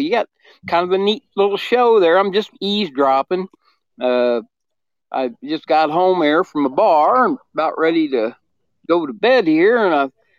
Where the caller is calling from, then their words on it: Quincy, Illinois, United States; Quincy, Illinois.